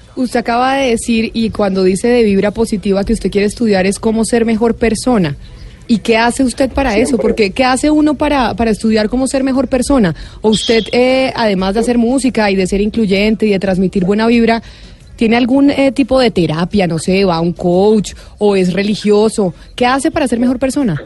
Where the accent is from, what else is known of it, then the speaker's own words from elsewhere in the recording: Colombia; nosotros como colombianos